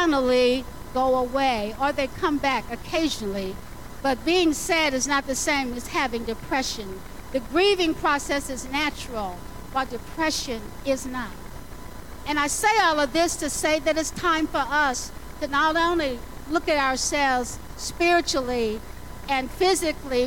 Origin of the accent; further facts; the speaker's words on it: the South, United States; I grew up in the South